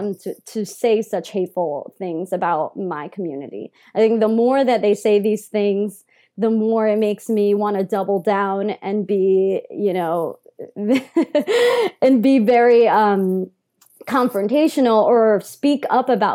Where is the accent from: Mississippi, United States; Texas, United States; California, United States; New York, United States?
New York, United States; accent: New Yorker; I was raised in New York, was raised in all white schools at times, like at least for my elementary school